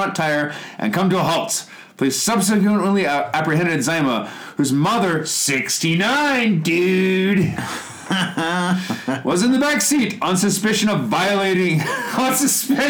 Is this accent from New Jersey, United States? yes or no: no; Chicago, Illinois, United States; moved away as an adult; also born or lived in Kitakyushu, Japan; now in Japan; I'm from Chicago